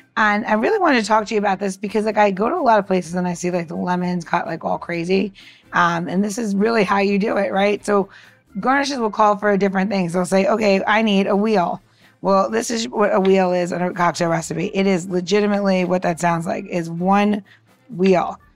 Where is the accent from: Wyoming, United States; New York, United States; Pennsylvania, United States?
New York, United States; now in Washington, D.C., United States; I'm from New York originally